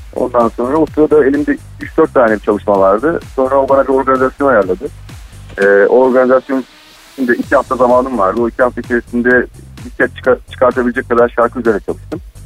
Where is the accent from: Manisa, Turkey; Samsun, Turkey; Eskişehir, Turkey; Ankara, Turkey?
Ankara, Turkey; now in Istanbul, Turkey; ben normalde Ankaralıyım